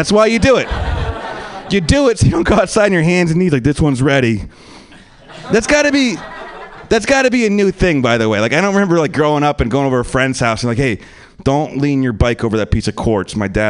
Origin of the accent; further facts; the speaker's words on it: Pennsylvania, United States; also born or lived in New York; now in Los Angeles, United States; I'm from Pennsylvania. I live in LA now. I'm still getting used to the West Coast thing. I've been here for like 2 years.